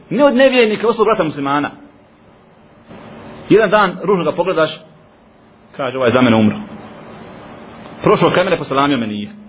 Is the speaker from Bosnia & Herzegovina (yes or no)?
yes; Bosnia & Herzegovina; kod nas u Bosni